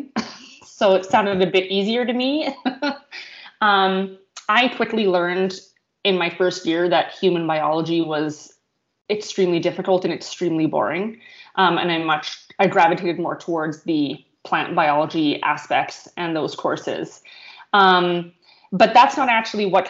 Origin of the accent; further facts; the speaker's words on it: Morden, Manitoba, Canada; I grew up in Morden